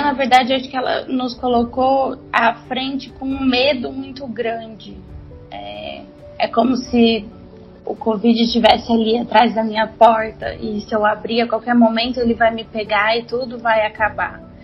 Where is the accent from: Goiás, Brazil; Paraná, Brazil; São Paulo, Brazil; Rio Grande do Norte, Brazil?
Goiás, Brazil; Goiânia; eu sou de Goiânia